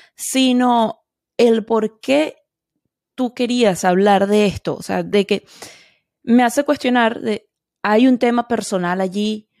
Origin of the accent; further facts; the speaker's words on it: Venezuela; now in Edgewater, United States; como venezolana y soy inmigrante también